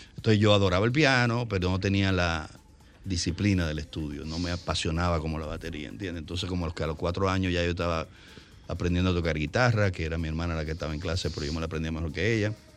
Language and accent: Spanish; Santo Domingo, Distrito Nacional, Dominican Republic; vivíamos en la Santo Mercedes